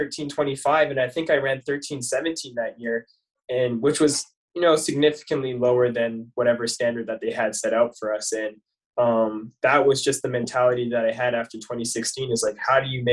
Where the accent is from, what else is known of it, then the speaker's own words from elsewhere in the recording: Canada; moved away as an adult; also born or lived in Syracuse, New York / Boston; being a Canadian